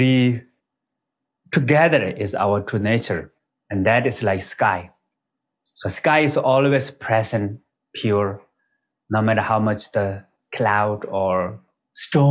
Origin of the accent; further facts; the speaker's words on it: Nepal; English is a second language; I was born in Nepal. Is the border between Tibet and Nepal, actually, right next to the border of the Tibet. And all the people in my village are kind of like, they speak Tibetan language